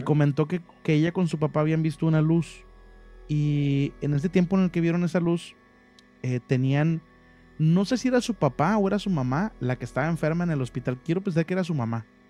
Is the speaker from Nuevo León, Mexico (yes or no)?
yes; Monterrey, Nuevo León, Mexico; moved away as an adult; now in Ciudad Mante, Mexico; yo originalmente yo nací en Monterrey, viví casi toda mi vida en Monterrey.